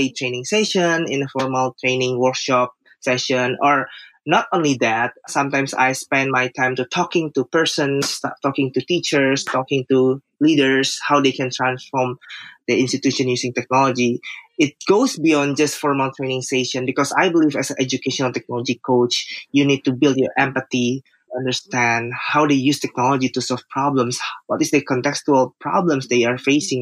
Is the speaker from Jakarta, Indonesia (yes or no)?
yes; Jakarta, Indonesia; I'm from Jakarta, Indonesia.